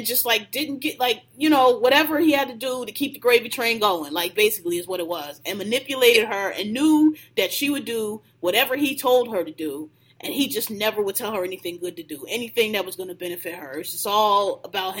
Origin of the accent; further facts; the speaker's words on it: Philadelphia, Pennsylvania, United States; I'm from Philly too